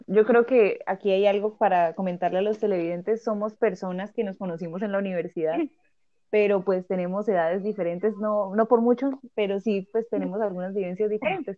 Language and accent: Spanish; Bucaramanga, Santander, Colombia; Yo que soy de Bucaramanga